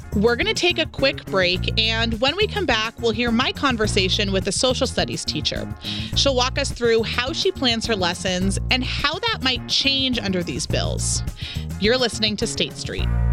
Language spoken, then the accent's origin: English; California, United States; now in Utah, United States; as a Californian